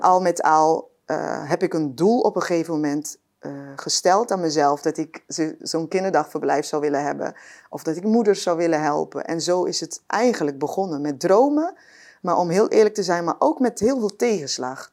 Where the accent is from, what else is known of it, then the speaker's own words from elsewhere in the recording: Curaçao; ik ben eh, opgegroeid op Curaçao.